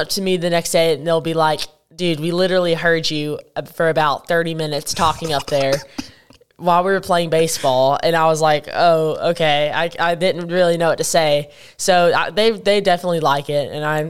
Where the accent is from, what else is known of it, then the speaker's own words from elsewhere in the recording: United Kingdom; accent: British; But I don't really know how I feel about my British accent.